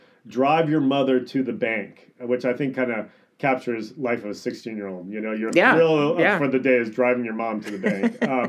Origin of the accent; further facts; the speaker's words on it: Indianapolis, Indiana, United States; moved away as an adult; also born or lived in Evansville, Indiana / Wooster, Ohio / Chicago, Illinois; I grew up in Indianapolis, Indiana.